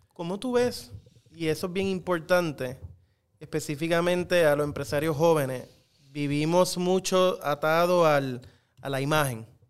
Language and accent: Spanish; Puerto Rico; como a muchas generaciones de puertorriqueños